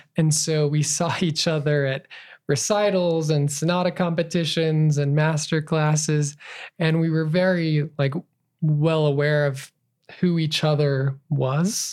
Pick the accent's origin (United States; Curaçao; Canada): United States; Burley, Idaho; also born or lived in Twin Falls, Idaho / Farmington, New Mexico / Utah / New York City; I was raised in Burley, Idaho, born in Twin Falls, Idaho